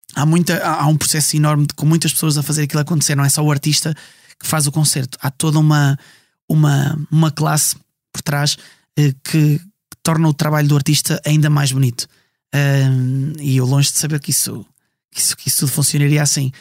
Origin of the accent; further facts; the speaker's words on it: Estarreja, Aveiro District, Portugal; first language Portuguese; now in Ovar, Portugal; sou natural de Estarreja